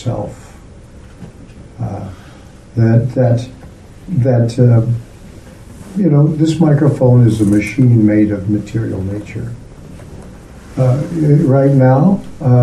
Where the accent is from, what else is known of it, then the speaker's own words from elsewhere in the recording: United States; I'm from America